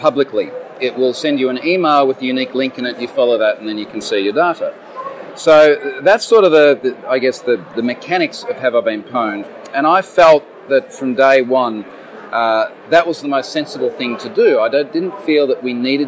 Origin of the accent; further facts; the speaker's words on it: Australia; I'm an Australian, living in Australia